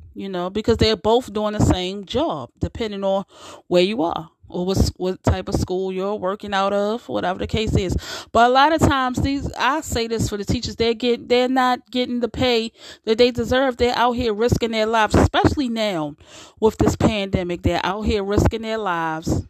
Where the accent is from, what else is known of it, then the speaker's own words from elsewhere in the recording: United States; we we built this country, so we're just as American as those who aren't black are. We are we are definitely American.